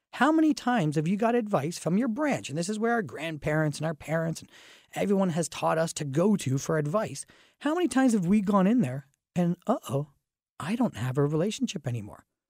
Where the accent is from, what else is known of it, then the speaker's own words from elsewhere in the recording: Dorchester, Ontario, Canada; I grew up in Dorchester, which is a very small town atmosphere